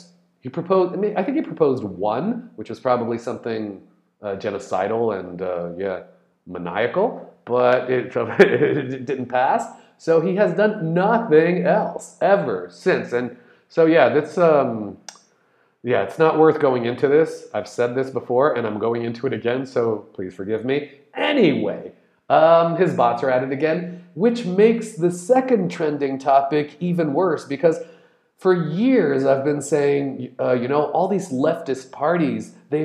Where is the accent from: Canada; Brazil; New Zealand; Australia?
Brazil; I'm Brazilian, I'm in Brazil.